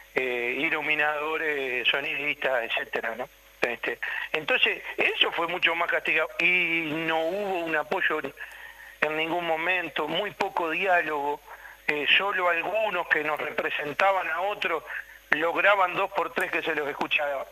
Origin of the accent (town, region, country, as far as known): Uruguay